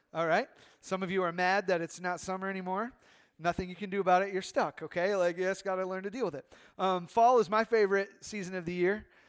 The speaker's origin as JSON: {"language": "English", "country": "United States", "said": "American Christians"}